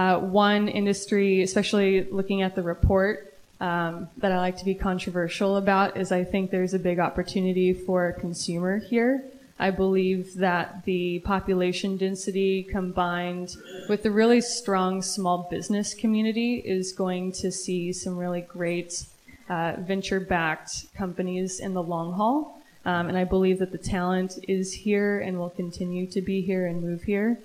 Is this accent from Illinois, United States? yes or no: no; Long Beach, California, United States; moved away as an adult; now in Nashville, United States; I'm an LA native. I'm from Long Beach